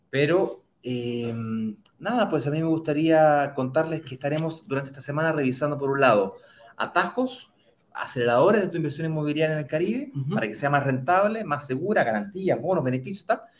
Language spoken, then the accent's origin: Spanish; Santiago, Santiago Metropolitan Region, Chile; desde, Santiago, de Chile, mi ciudad natal